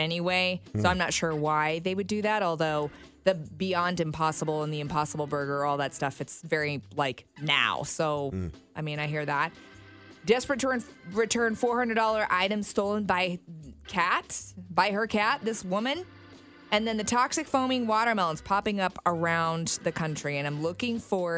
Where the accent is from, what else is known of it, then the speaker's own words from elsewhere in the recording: Oklahoma, United States; There is a watermelon festival outside my hometown. Rush Springs, Oklahoma is where they have it